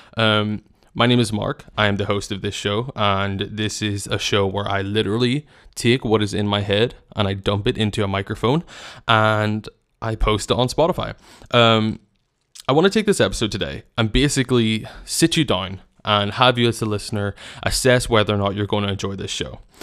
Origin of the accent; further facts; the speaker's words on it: Northern Ireland, United Kingdom; I come from Northern Ireland, as I've mentioned, and it's a very small country where we defeat ourselves a lot